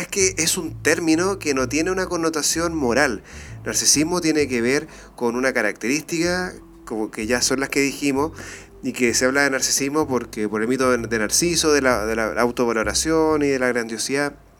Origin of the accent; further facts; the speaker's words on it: Iquique, Tarapacá, Chile; now in Santiago, Chile; yo no soy de acá, yo soy de Iquique.